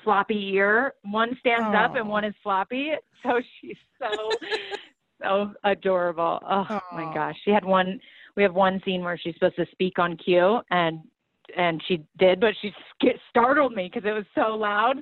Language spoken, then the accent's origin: English; Texas, United States; I'm definitely country girl at heart because I'm from Texas.